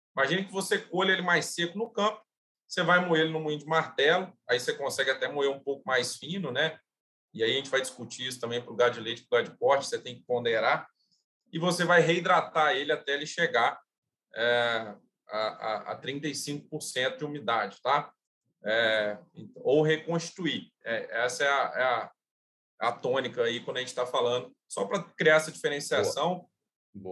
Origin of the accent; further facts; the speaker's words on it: Juiz de Fora, Minas Gerais, Brazil; also born or lived in Lavras, Minas Gerais; eu sou, sou mineiro, sou natural de, de Juiz de Fora, Minas Gerais